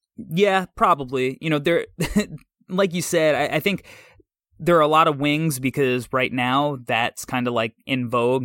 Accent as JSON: {"language": "English", "region": "New York", "country": "United States", "said": "I'm from New York"}